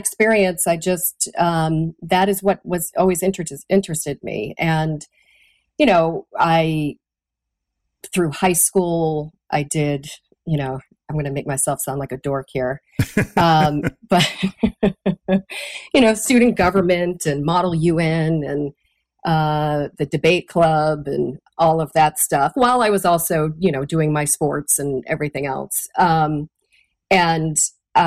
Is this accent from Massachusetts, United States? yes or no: yes; Raynham, Massachusetts, United States; moved away as an adult; also born or lived in Taunton, Massachusetts; I grew up in Raynham